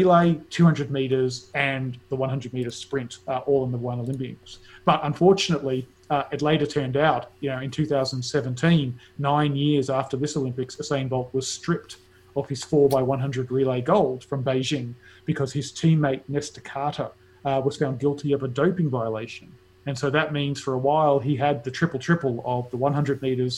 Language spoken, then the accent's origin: English; Australia; as an Australian